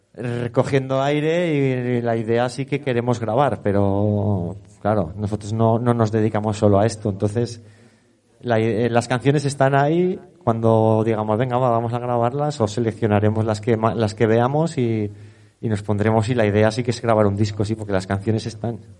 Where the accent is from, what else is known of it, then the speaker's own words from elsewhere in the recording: Teruel, Aragon, Spain; soy de Teruel, de mis padres, mi padre, por parte de padre, es natural de aquí, de Teruel Capital, y he vivido la vaquilla desde con pañales